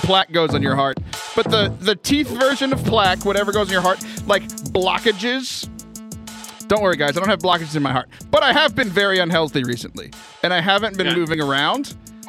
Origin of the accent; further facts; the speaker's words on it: Louisiana, United States; I'm full-blooded Cajun, and so we came from French Canada, so leave me alone.